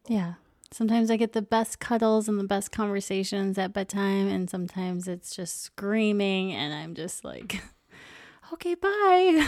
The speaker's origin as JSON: {"language": "English", "region": "Minnesota", "country": "United States", "said": "we're from Minnesota"}